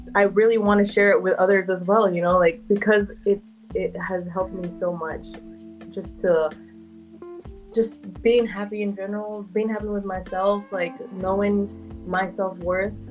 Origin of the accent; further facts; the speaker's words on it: Bay Area, California, United States; I'm from the Bay Area, uh, and my shop will also be in the Bay Area.